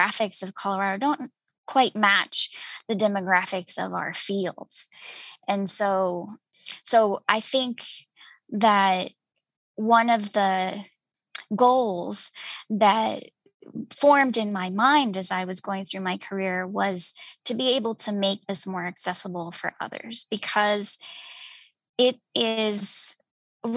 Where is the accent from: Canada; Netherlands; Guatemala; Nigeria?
Guatemala; moved away as an adult; I'm originally from Guatemala, and I grew up in a city